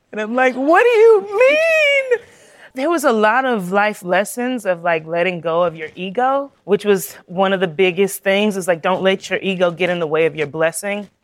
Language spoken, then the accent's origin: English; South Carolina, United States; I'm a girl from South Carolina